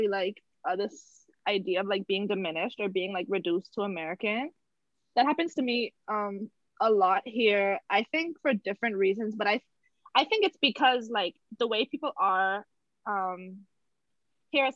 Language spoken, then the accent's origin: English; Bahamas; accent: Bahamian; moved away as an adult; now in United States; I'm from the Bahamas